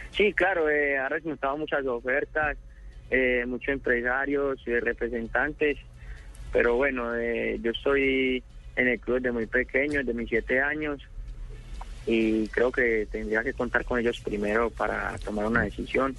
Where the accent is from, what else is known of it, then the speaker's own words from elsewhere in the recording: Medellín, Antioquia, Colombia; soy de la Comuna 13 de Belencito.